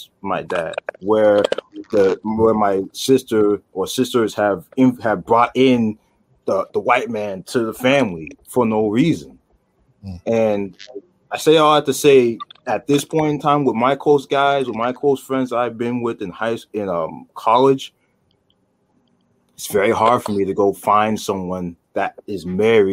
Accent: United States; I was born in the U.S., so I'm culturally American, but my roots go back to Nigeria.

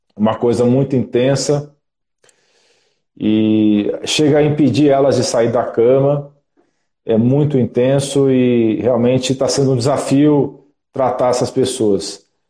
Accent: Brasília, Federal District, Brazil; moved away as an adult; now in São Paulo, Brazil; eu sou natural de Brasília

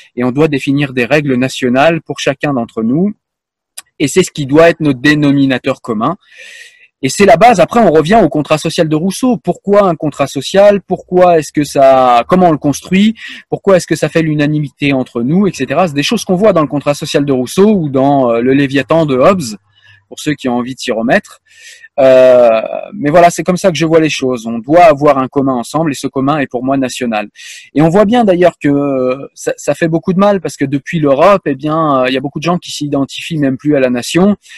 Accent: France; je suis français

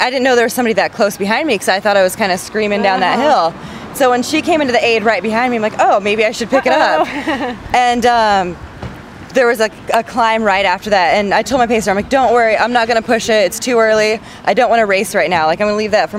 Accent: Washington, United States; moved away; also born or lived in Breckenridge, Colorado; I grew up in Washington State

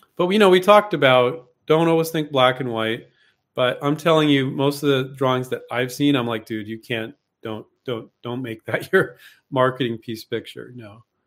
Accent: Silicon Valley, California, United States; I grew up in Silicon Valley, so I grew up around vulture capital

